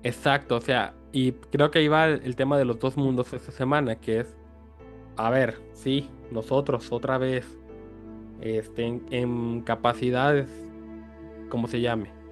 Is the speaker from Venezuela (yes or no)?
no; Mexico; Como mexicanos nosotros